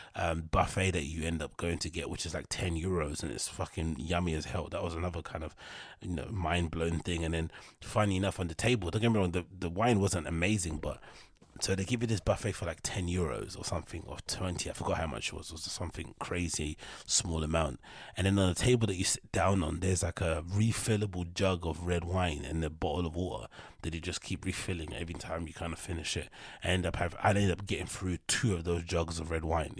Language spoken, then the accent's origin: English; London, United Kingdom; I'm from London